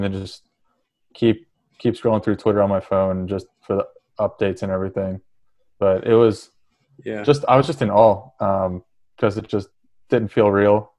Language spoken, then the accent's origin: English; West Virginia, United States; I grew up in West Virginia